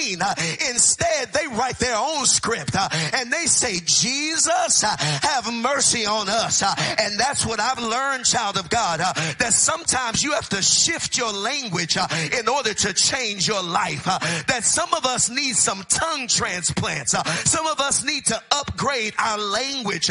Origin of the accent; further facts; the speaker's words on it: Texas, United States; I grew up in Texas